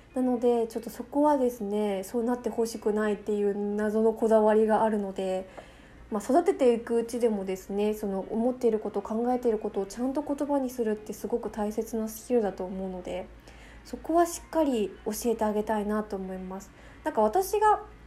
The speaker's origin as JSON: {"language": "Japanese", "region": "Fukuoka", "country": "Japan", "accent": "Hakata dialect (kotekote Hakata-ben)", "said": "私めちゃめちゃ博多弁こってりらしいんですよね"}